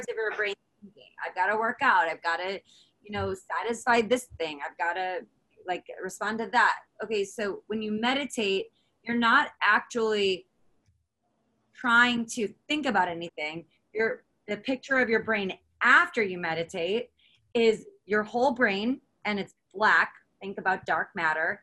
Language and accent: English; United States; as an American